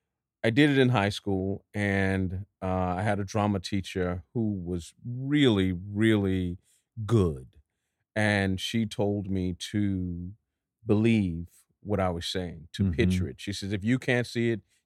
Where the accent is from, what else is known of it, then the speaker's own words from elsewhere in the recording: Dallas, Texas, United States; It's like, I'm from Dallas.